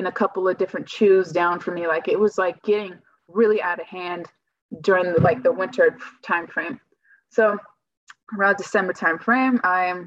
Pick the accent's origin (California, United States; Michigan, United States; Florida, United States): California, United States; moved away as an adult; also born or lived in Gurnee, Illinois; I'm originally from California